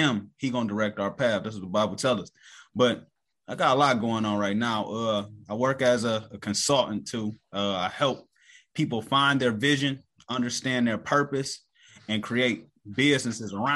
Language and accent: English; Cleveland, Ohio, United States; I'm from Cleveland, Ohio